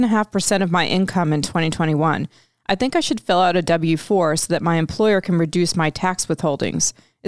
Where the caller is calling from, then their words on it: Florida, United States; Okay, I'm from … in Florida.